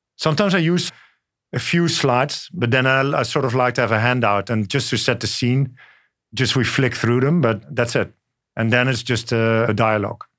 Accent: Netherlands; moved away as an adult; also born or lived in France; now in New York, United States; I grew up in the Netherlands. And then later on, I spent time in France

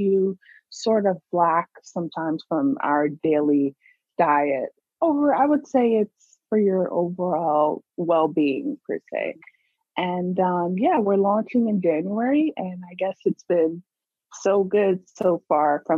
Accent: New York, United States; I was born in New York too

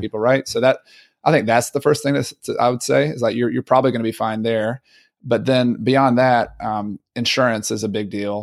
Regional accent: Southern US, United States; accent: Southern; my Southern accent

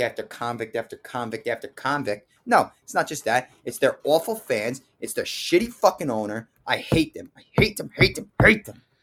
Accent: New Jersey, United States; I'm from North Jersey

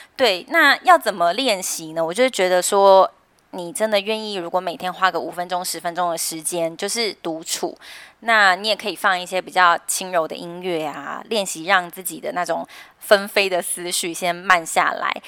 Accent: Taiwan; 我们台湾人

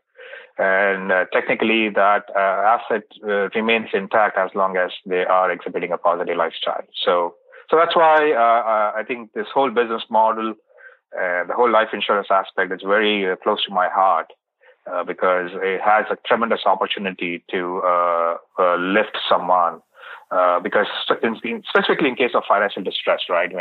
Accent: India; moved away; I was born and brought up in India

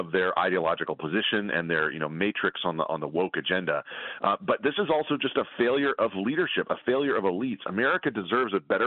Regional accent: Charleston, South Carolina, United States; I grew up in South Carolina, in Charleston

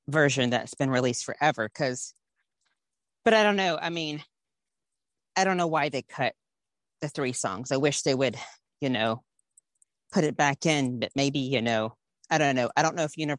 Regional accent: Georgia, United States; I'm from Georgia

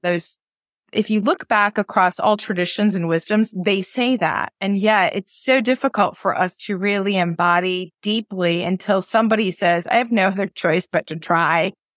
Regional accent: New England, United States; growing up in New England

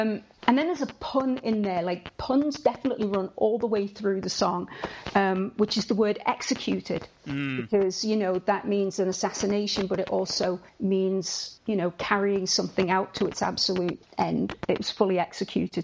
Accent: Liverpool, North West England, United Kingdom; I'm a Scouser

